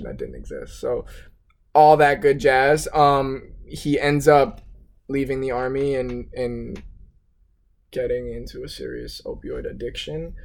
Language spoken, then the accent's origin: English; South Florida, United States; I'm from South Florida